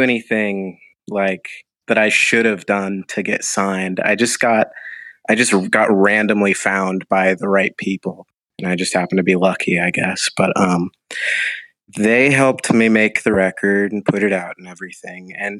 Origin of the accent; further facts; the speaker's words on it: Cincinnati, Ohio, United States; also born or lived in Nashville, Tennessee / North Dakota; I was born in Nashville, Tennessee. Then I lived in North Dakota for a little while. But ever since I was 3, I have lived in and around Cincinnati, Ohio.